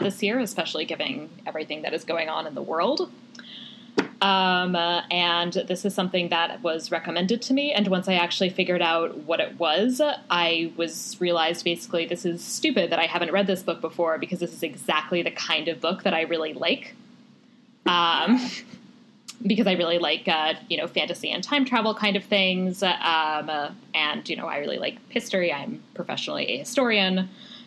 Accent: Maryland, United States; I grew up in Maryland, which was a slave state

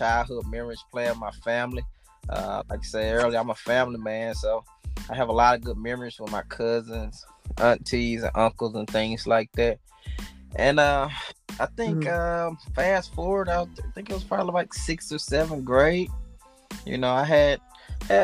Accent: Utica, Mississippi, United States; also born or lived in New Orleans, Louisiana; we had family too in Mississippi, and it was Utica, Mississippi.

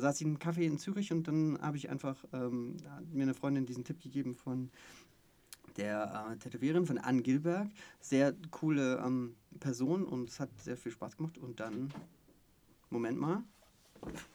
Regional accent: Stuttgart, Baden-Württemberg, Germany; ich bin sogar gebürtiger Stuttgarter ah, ja, ähm, ja, und äh, bin dann in der Nähe von Stuttgart aufgewachsen

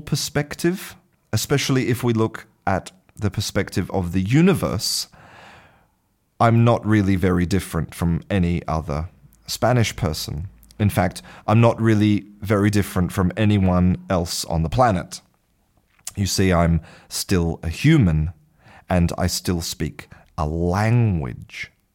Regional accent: Australia; first language English; moved away as an adult; now in Spain; I was born in Australia and spent the first half of my life in Australia, now I live in Spain.

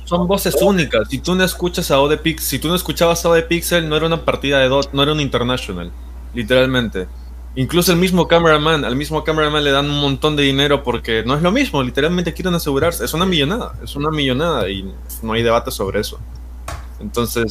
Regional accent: Peru; yo soy peruano

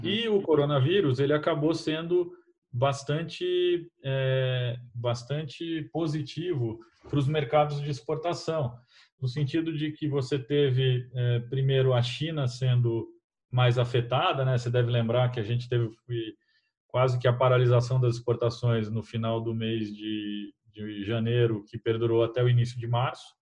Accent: Brazil; como brasileiros

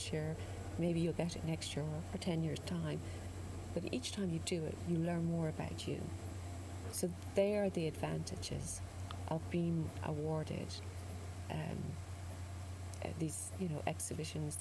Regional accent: Listowel, Munster, Ireland; I grew up in Listowel, outside Listowel

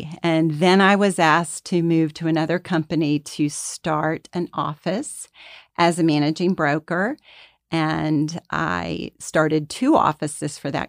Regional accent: Atlanta, Georgia, United States; I've always lived in Atlanta. I grew up here. I grew up in La Vista Park.

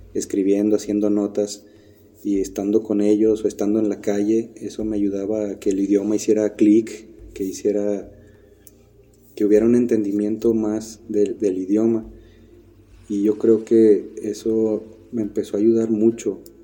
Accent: Mexico; moved away as an adult; also born or lived in Turkey; somos mexicanos

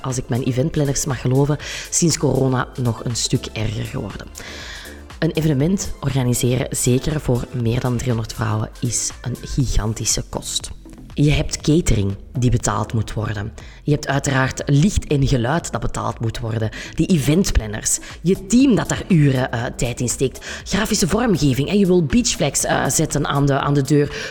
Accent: Kempen, Flanders, Belgium; accent: Kempisch; dat je af en toe mijn Kempisch accent erdoor gaat horen

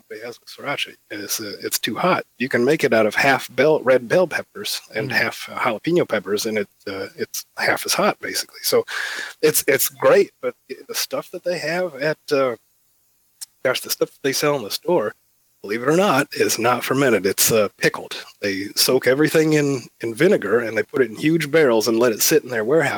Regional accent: Illinois, United States; moved away as an adult; also born or lived in Davenport, Iowa; now in Savannah, United States; I grew up in Illinois, so when I moved down south here

